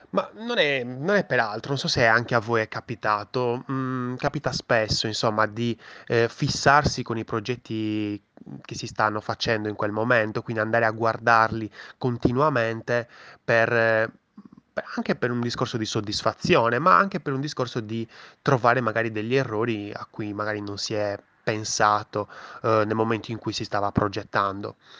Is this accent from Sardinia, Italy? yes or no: yes; Sardinia, Italy; sono anche sardo